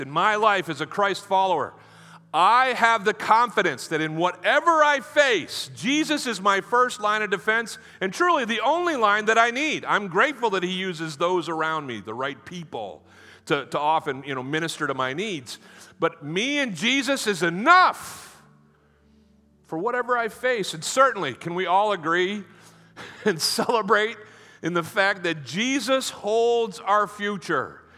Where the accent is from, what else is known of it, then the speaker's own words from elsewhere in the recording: United States; I'm from America